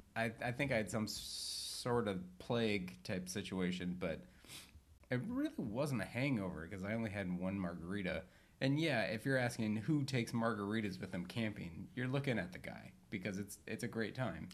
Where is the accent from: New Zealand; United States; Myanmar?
United States; Northern Michigan; now in Southern California, United States; growing up in Northern Michigan, I always had a sauna